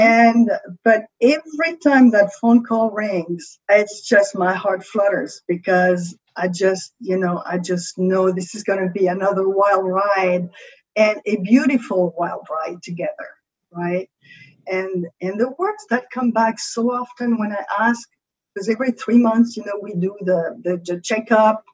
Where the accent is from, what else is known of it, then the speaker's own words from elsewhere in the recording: France; accent: French; English is a second language; With my French accent